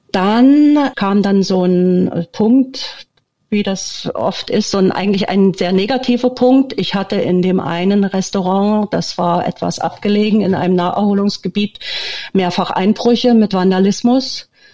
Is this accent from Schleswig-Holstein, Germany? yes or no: no; Leipzig, Saxony, Germany; moved away as an adult; also born or lived in Berlin; now in Villarrica, Paraguay; Ich bin in der DDR geboren und aufgewachsen, bin in Berlin geboren, habe äh, die meiste Zeit meines Lebens in Leipzig verbracht